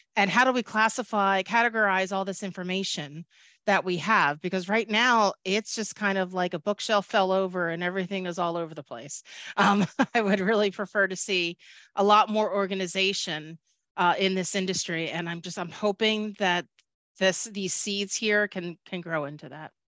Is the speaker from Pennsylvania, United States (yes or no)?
yes; Philadelphia, Pennsylvania, United States; I am from Philadelphia, I do say it, water